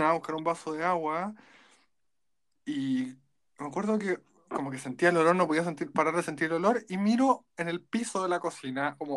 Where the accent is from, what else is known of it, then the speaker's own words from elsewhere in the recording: Pomaire, Santiago Metropolitan Region, Chile; Siempre te ha pasado lo mismo, como decís soy de Pomaire y te dicen como, ah, como